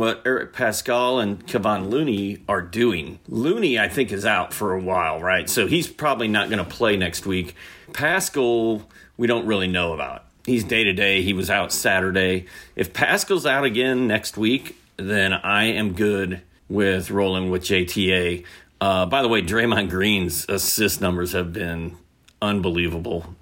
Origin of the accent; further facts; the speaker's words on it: Indianapolis, Indiana, United States; moved away; also born or lived in Atlanta area, Georgia; I grew up in Indianapolis and was there until two thousand four, and then I moved to the Atlanta area